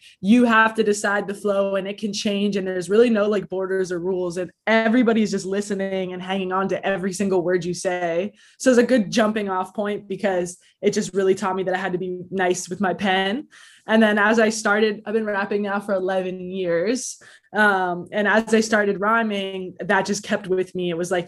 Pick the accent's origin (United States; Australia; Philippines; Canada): Canada; Toronto, Ontario; I'm an MC from Toronto, Canada